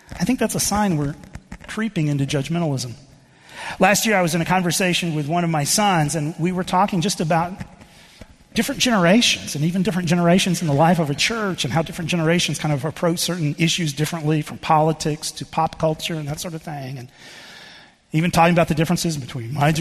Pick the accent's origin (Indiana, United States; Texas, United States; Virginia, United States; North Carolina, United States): Texas, United States; moved away; I grew up in the Southern Baptist Church in Texas, and much of my experience growing up was in that denomination